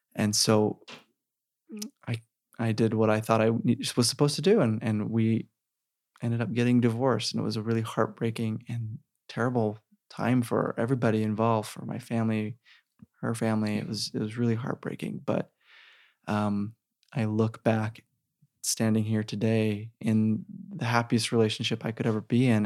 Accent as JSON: {"language": "English", "town": "Sandy", "region": "Utah", "country": "United States", "tie": "born or raised there", "said": "I grew up in Sandy"}